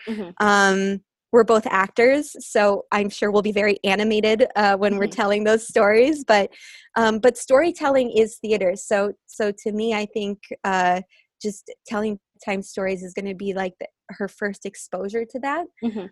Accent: United States; moved away; I spent a summer back in the Quad Cities, uh, my hometown

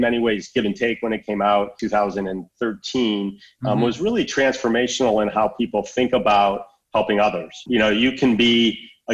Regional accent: West Bloomfield, Michigan, United States; Adam grew up in the same area that I did and lived down the street from my sister and babysat my nephews growing up in West Bloomfield, Michigan.

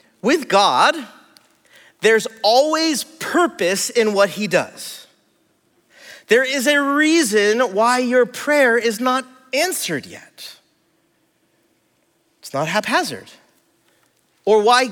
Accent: California, United States; also born or lived in Hawaii; I'm from California, I'm from here.

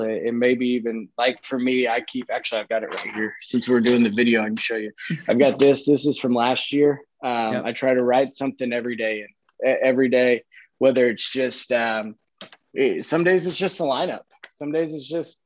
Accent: Kansas City, Missouri, United States; also born or lived in Chicago, Illinois / Sioux Center, Iowa; We moved from Chicago to Kansas City when I was like five. So I don't I remember some of it, but not a ton, but grew up in Kansas City.

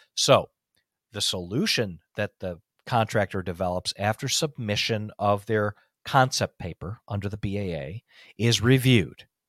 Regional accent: United States; I'm an American, you're an American, I'm a patriot, you're a patriot.

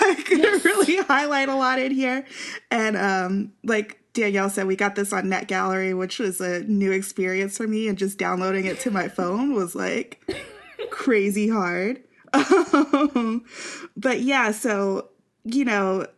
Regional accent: Kansas City, Missouri, United States; also born or lived in Columbia, Missouri; I grew up in Kansas City

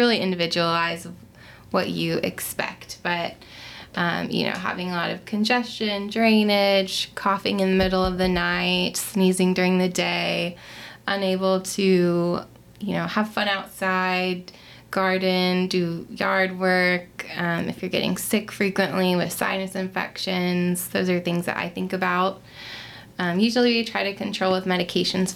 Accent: Melbourne Beach, Florida, United States; moved away as an adult; now in Nashville, United States; I'm originally from Florida. I grew up in a small beach town, Melbourne Beach, Florida.

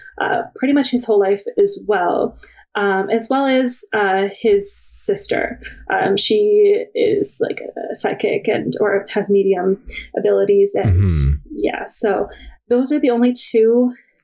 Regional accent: Oakville, Ontario, Canada; I grew up in Oakville, Ontario

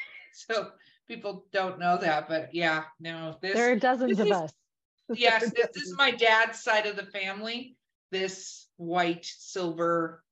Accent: Minnesota, United States; moved away; I'm from Minnesota.

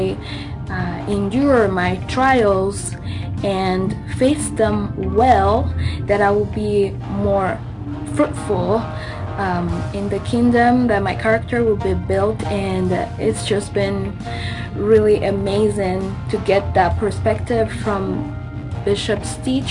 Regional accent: Madagascar; now in Sioux Falls, United States; I'm from Madagascar, and I currently live in Sioux Falls, South Dakota, in the U.S.

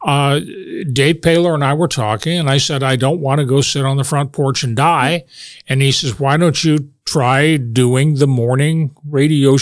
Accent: Northwest Iowa, United States; moved away as an adult; also born or lived in Dubuque, Iowa; now in Wisconsin, United States; I was born and reared in Northwest Iowa

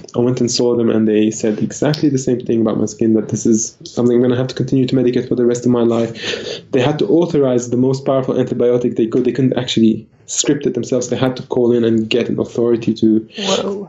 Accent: Lebanon; now in Australia; I was born in Lebanon in the peak of the civil war

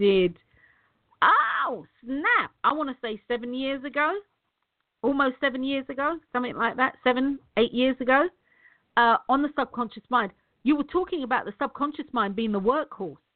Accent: United Kingdom; I'm British

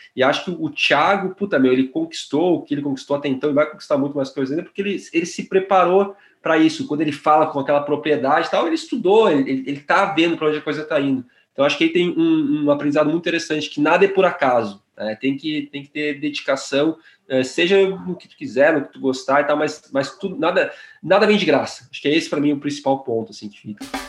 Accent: Porto Alegre, Rio Grande do Sul, Brazil; sou de, de Porto Alegre

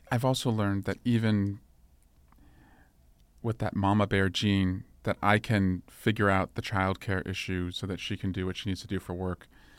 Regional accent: Dublin, California, United States; And so I wanted to move back after law school to where I grew up in Scrublin.

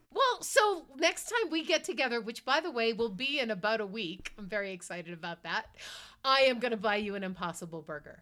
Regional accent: Marblehead, Massachusetts, United States; I grew up in Marblehead, Massachusetts

